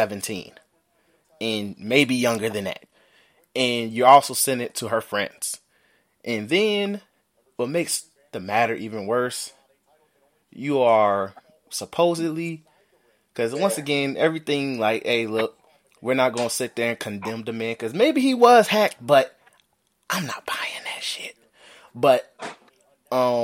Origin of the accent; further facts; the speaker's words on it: Chicago, Illinois, United States; we're from Chicago